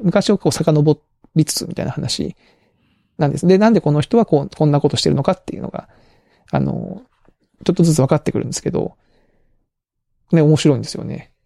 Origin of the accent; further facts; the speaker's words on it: Kagoshima, Japan; moved away; 鹿児島のうちの実家の母